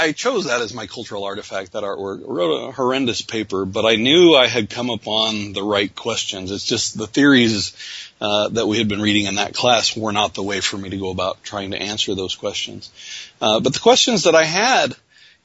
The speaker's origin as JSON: {"language": "English", "town": "Odessa", "region": "Missouri", "country": "United States", "tie": "born or raised there", "said": "I actually grew up in a town in Missouri, a small town called Odessa"}